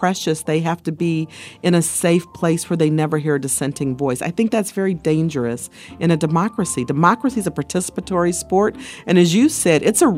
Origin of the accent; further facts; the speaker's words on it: Ohio, United States; It's the thing where when I was growing up in Ohio, we had Stan Aronoff and Vern Rife, remember?